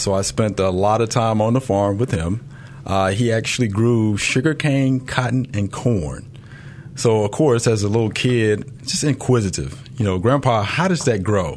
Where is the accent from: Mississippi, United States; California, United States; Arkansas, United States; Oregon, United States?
Mississippi, United States; Jackson; now in Memphis, United States; I grew up in Jackson, Mississippi